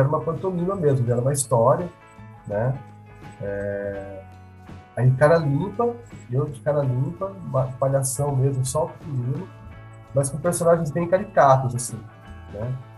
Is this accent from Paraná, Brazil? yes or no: yes; Cornélio Procópio, Paraná, Brazil; also born or lived in Curitiba; now in Londrina, Brazil; Eu, eu, eu sou nascido em Coelho Procópio